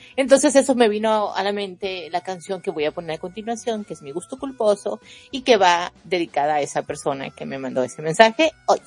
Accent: Mexico; yo soy mexicana

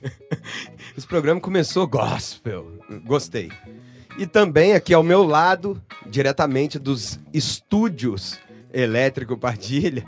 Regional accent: Elói Mendes, Minas Gerais, Brazil; Eu sou de Eloy Mendes, Minas Gerais

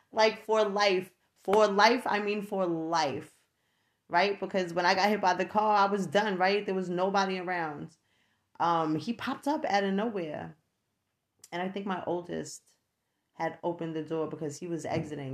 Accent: New York, United States; moved away as an adult; I no longer live in New York. I am from New York

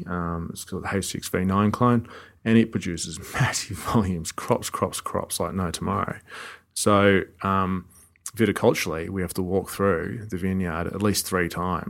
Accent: Australia; us as Australian winemakers and viticulturalists have learnt a lot about how to make it as well

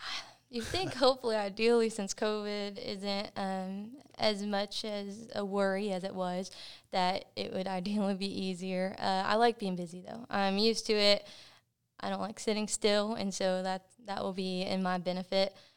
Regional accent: Cleburne, Texas, United States; I was born and raised in Cleburne, Texas

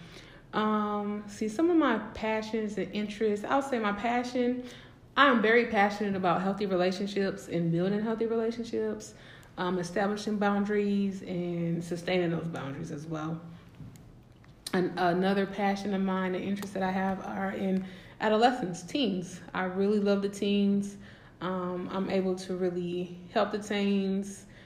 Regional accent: St. Paul, Minnesota, United States; moved away as an adult; now in Houston, United States; I was born and raised in St. Paul. Yes, St. Paul, Minnesota, that is

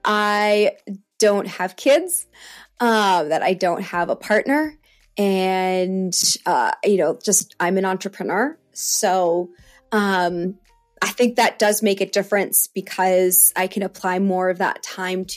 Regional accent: United States; I am like a American born and bred, but my dad is Canadian

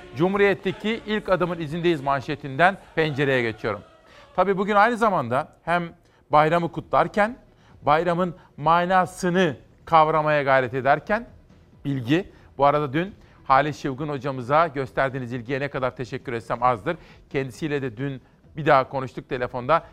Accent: Kütahya, Tavşanlı, Uşak, Eskişehir area, western Anatolia, Turkey; Şimdi bu bizim oralar Kütahya, Tavşanlı, Uşak, Eskişehir.

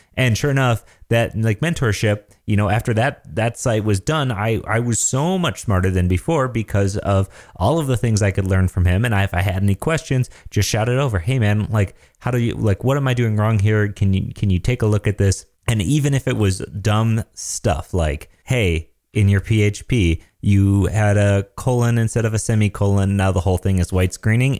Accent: Michigan, United States; I'm from Michigan, so we say pop.

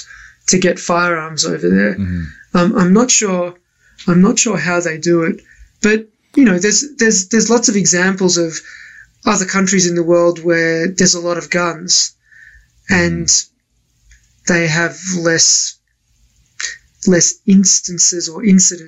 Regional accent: Australia; now in United States; I grew up in Australia

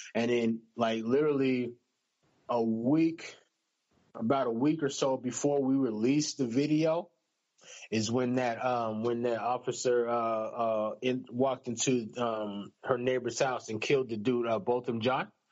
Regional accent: United States; I'm American

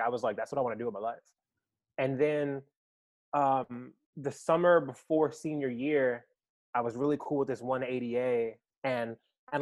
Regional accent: New York City, New York, United States; moved away as an adult; now in Worcester, United States; I'm from New York City, New York. Born and raised in Manhattan. Upper West Side

